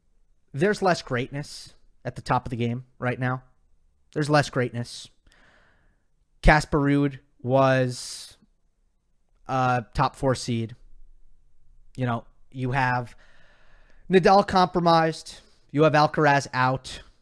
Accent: Australia; I'm from Australia and think that's the most annoying Australian accent

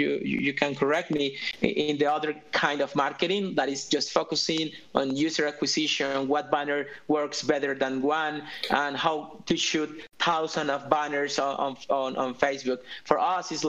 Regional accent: Colombia; because I'm from Colombia

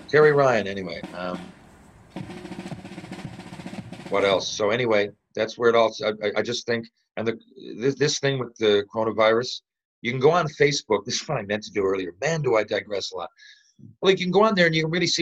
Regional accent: Canada; I'm just a Canadian

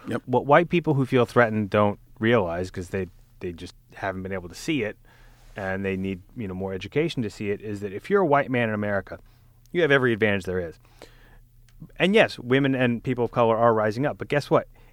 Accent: Alabama, United States; I'm from Alabama

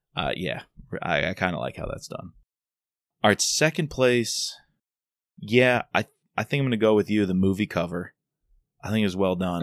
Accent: New York, United States; accent: New York; my New York accent

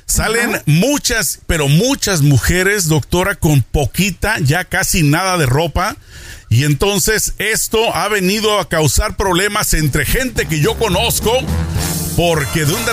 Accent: Mexico; una costumbre más de Estados Unidos en mi época de juventud de niño en México pues no existía

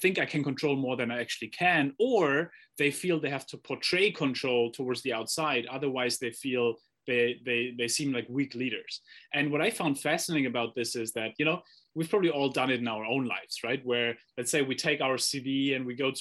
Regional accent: Germany; I grew up in Germany

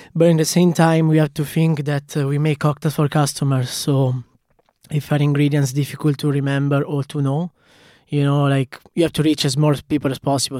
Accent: Cremona, Lombardy, Italy; accent: Italian; English is a second language; moved away as an adult; also born or lived in Dublin; now in Galway, Ireland; I started ten years ago as I was a very small cocktail bar in a city where I'm from. It's Cremona

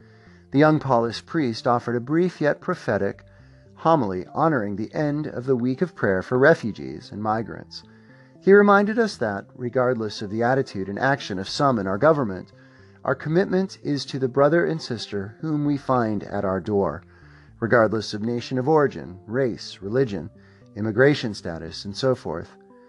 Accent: Pittsburgh, Pennsylvania, United States; now in Columbus, United States; My parents met in Pittsburgh. I was born in Pittsburgh. I still have extended family in Pittsburgh.

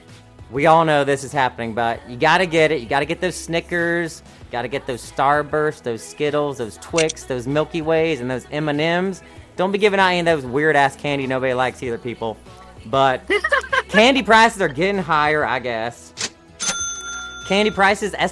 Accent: the South, United States; I'm from the South

